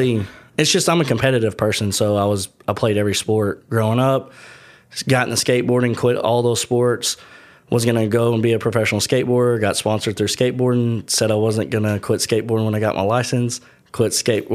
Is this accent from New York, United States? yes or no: no; Paducah, Kentucky, United States; So I'm from Western Kentucky, a lot of people know as Paducah.